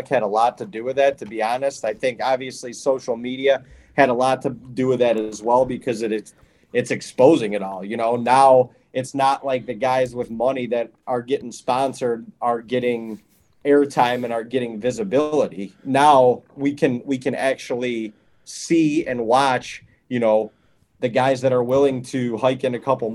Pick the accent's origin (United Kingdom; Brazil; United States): United States; Ohio; also born or lived in Western New York; when I was growing up in Ohio